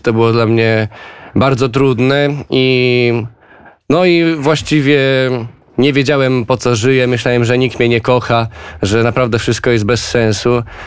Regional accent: Gdańsk, Pomeranian Voivodeship, Poland; moved away as an adult; also born or lived in Szczecin; now in Warsaw, Poland; pochodzę z Gdańska, mam 24 lata

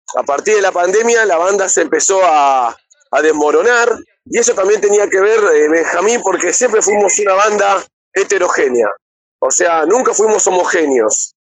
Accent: Buenos Aires, Argentina; soy de Buenos Aires, Argentina

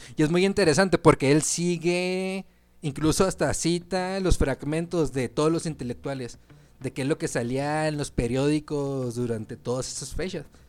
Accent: Mexico; tenemos que sentir orgullosos como mexicanos

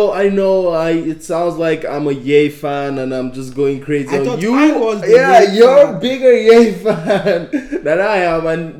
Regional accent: Nigeria; accent: Nigerian; Naija for life.

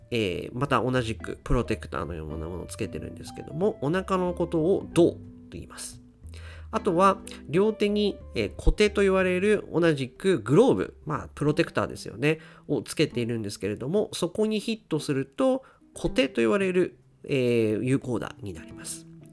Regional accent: Akita, Japan; now in Tokyo, Japan; 私の実家、まあ、まあ、あの、父親と母親が住んでいる秋田の実家

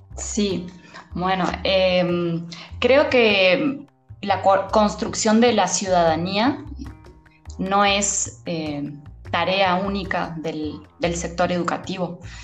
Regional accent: Uruguay; moved away as an adult; now in Mexico; soy de Uruguay

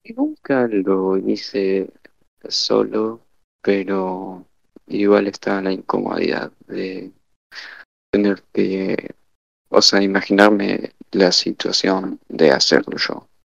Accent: Argentina; soy de Argentina, estudio economía

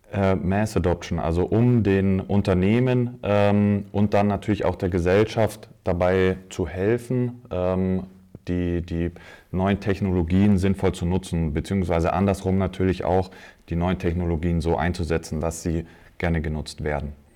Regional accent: Munich, Bavaria, Germany; gebürtiger Münchner.

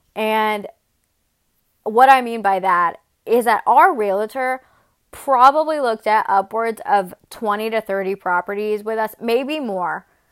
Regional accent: Atlanta, Georgia, United States; moved away as an adult; also born or lived in Murfreesboro, Tennessee; now in Nashville, United States; I am from Atlanta. I was raised in Atlanta since I was two years old.

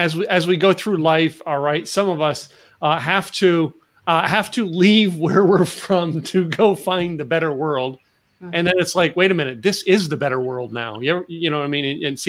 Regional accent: Northeast, United States; now in Texas, United States; I'm a Northeaster. I grew up in the Northeast and I moved to Texas and I'm saying like, this is home.

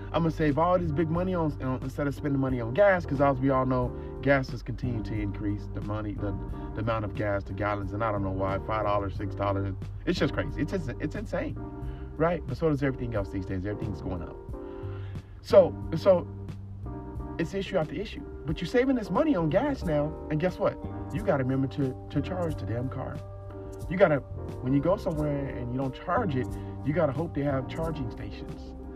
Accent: Phoenix, Arizona, United States; I'm from Phoenix, Arizona, born and raised.

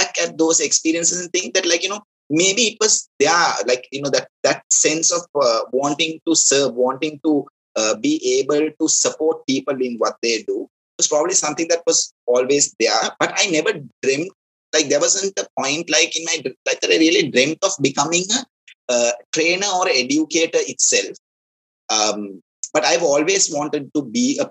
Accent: Kandy, Central Province, Sri Lanka; so I'm originally from Kandy, my hometown is Kandy

